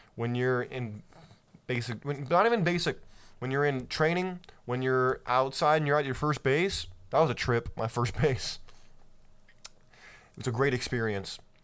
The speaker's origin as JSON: {"language": "English", "region": "California", "country": "United States", "tie": "born or raised there", "said": "I grew up in California"}